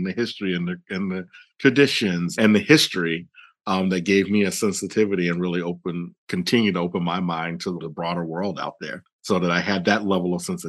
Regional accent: the South, United States; I grew up in the South, as you know, and to my knowledge, there wasn't any Jewish people around.

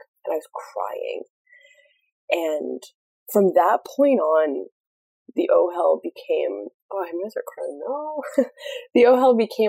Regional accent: Kansas, United States; moved away; also born or lived in Greensboro, North Carolina; I was born and raised in Kansas for a little while

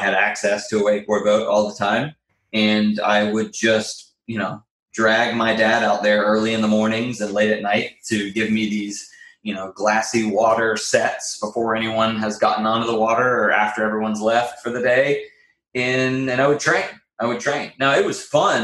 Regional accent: Raleigh, North Carolina, United States; I am born and raised in Raleigh, North Carolina

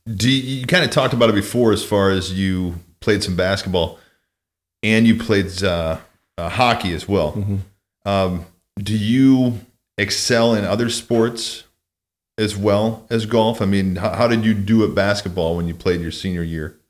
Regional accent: Mount Carroll, Illinois, United States; now in South Lake Tahoe, United States; where I grew up in Mount Carroll, Illinois

